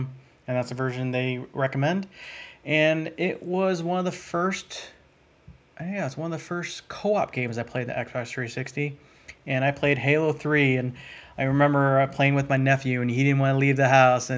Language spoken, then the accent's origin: English; Ohio, United States; I am from Ohio.